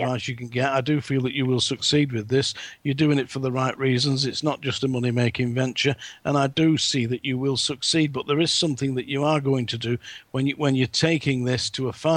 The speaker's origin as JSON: {"language": "English", "region": "England", "country": "United Kingdom", "said": "I'm English"}